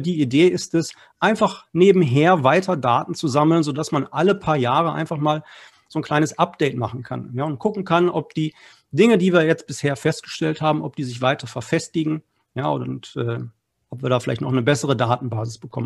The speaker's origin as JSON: {"language": "German", "town": "Essen", "region": "North Rhine-Westphalia", "country": "Germany", "said": "Ich komme aus Essen. Wir sind sozusagen hier ein Ruhrgebietsverein"}